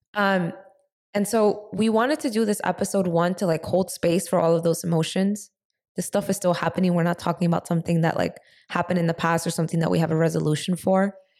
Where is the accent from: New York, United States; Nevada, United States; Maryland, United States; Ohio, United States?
New York, United States; also born or lived in San Francisco; we're both from New York.